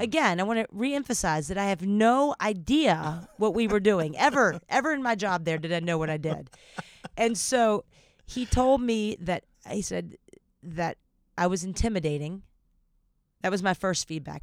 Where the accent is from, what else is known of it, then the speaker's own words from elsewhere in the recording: the South, United States; accent: Southern; I don't know what my Southern accent is today